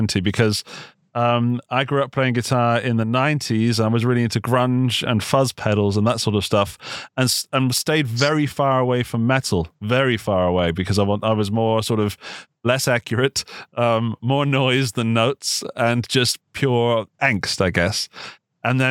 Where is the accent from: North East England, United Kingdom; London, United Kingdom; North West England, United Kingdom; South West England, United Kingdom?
South West England, United Kingdom; Gloucestershire; moved away as an adult; also born or lived in Upper Austria; now in Austria; I was in the UK. Yeah, you might guess from the accent. I'm from Gloucestershire.